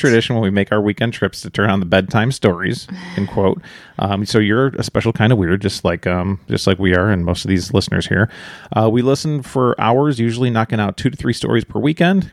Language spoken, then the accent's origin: English; Chicago, Illinois, United States; moved away; we're from Chicago originally